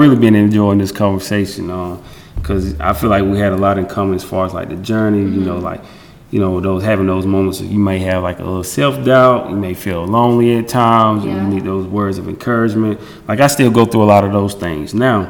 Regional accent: the South, United States; see, I'm from the South, so you know, I grew up on, you know, …, …, …, …, and ….

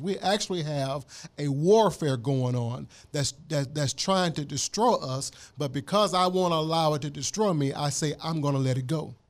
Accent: Mississippi, United States; I'm from Mississippi

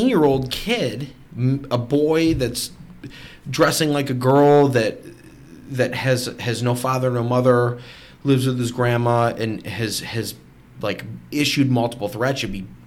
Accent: United States; we're all American

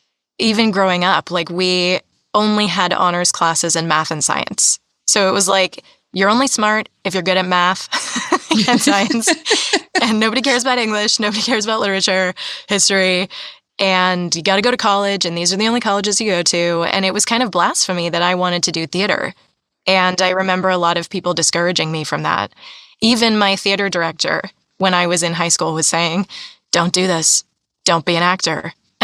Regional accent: East Coast, United States; now in California, United States; And I'm from the East Coast originally.

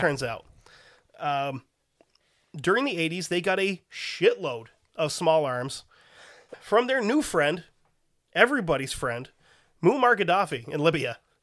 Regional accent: United States; as an American

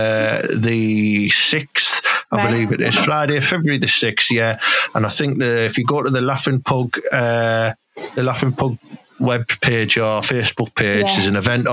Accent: Thornaby-on-Tees, North East England, United Kingdom; Thornaby's my hometown

